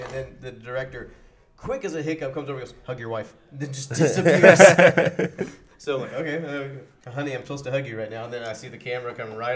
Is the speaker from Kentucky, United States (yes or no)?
yes; Bullitt County, Kentucky, United States; Bullitt County, my hometown.